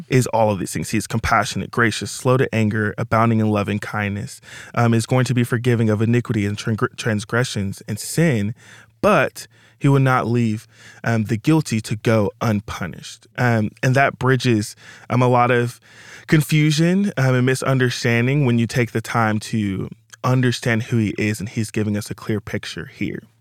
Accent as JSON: {"language": "English", "town": "Little Rock", "region": "Arkansas", "country": "United States", "moved": "yes", "said": "I'm originally from Little Rock, Arkansas"}